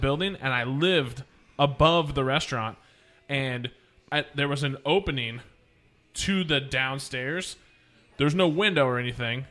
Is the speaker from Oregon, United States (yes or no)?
yes; Oregon, United States; also born or lived in Minneapolis area / Oklahoma; now in Houston, United States; I'm from Oregon, so I've been in Portland